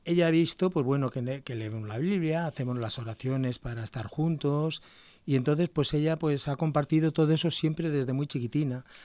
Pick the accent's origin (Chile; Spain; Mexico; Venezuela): Spain; Basque Country; moved away as an adult; now in Murcia, Spain; Yo soy de aquí, del País Vasco